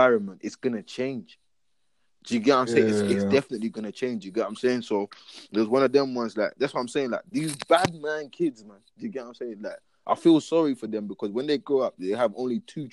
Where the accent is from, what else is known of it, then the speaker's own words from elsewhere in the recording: London, United Kingdom; moved away; also born or lived in Africa; I'm from London, innit?